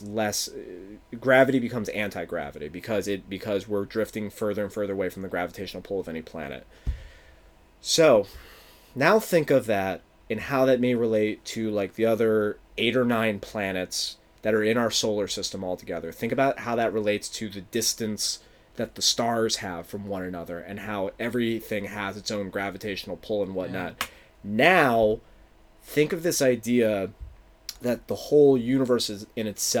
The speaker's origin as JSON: {"language": "English", "town": "Philadelphia", "region": "Pennsylvania", "country": "United States", "tie": "born or raised there", "said": "from my hometown"}